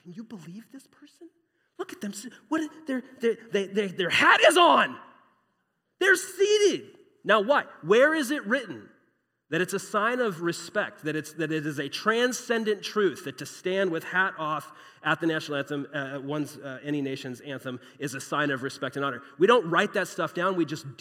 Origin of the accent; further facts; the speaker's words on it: Phoenix, Arizona, United States; I grew up here in Phoenix, grew up as an American